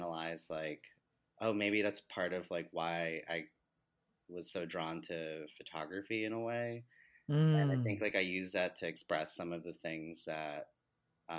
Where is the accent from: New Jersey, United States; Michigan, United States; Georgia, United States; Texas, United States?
New Jersey, United States; moved away as an adult; also born or lived in Delaware; now in New York City, United States; I grew up in Jersey